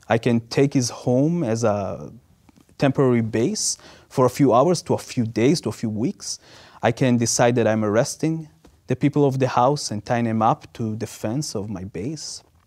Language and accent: English; Israel; moved away; growing up in Israel